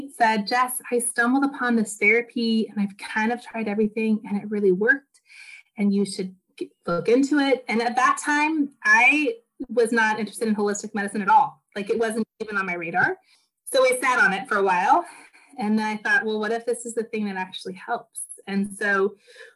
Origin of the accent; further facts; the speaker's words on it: the Northwest, Pacific Northwest, United States; now in Portland, United States; So I am from the Northwest. I live in Portland, Oregon